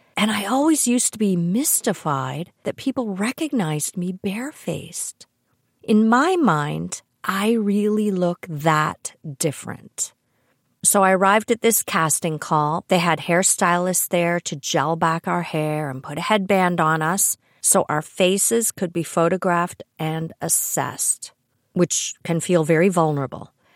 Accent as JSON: {"language": "English", "country": "Canada", "said": "I'm Canadian"}